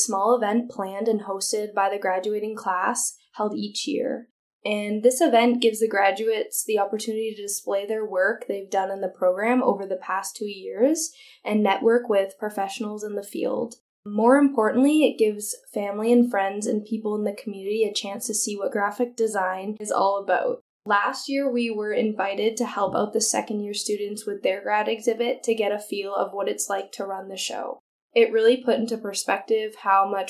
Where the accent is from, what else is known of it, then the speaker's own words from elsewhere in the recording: Sault Ste. Marie, Ontario, Canada; it was in my hometown, because I'm from Sault Ste. Marie